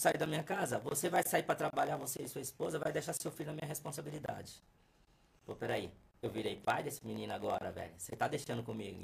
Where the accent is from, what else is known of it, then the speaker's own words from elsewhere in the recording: São Paulo, Brazil; Vila Natal ali, ó, que eu sou dali, não sou de outros lugares, sou do Vila Natal ali